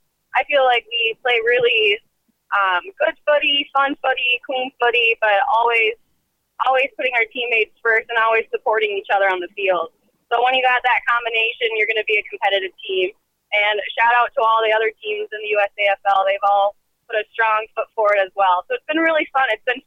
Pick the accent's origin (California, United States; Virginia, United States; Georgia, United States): California, United States; now in Twin Cities, United States; I'm from California, and I was moving to the Twin Cities